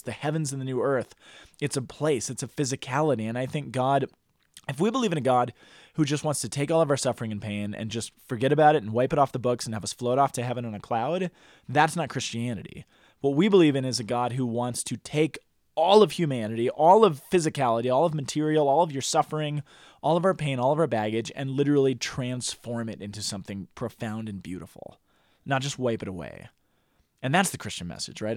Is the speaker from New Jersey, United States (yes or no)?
no; Boulder, Colorado, United States; growing up in Boulder